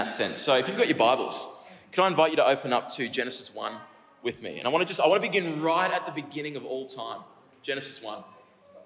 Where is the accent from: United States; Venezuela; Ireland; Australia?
Australia; Kallangur, Queensland; I grew up in Kalanga.